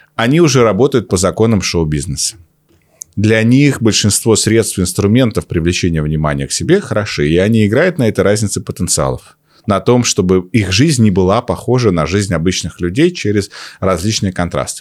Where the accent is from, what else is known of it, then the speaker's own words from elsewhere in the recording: Omsk, Omsk Oblast, Russia; он так же, как и я, из Омска